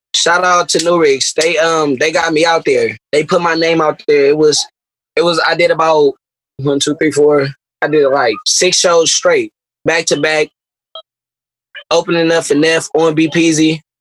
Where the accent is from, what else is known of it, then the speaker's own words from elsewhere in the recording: Berkeley, California, United States; I'm from South Berkeley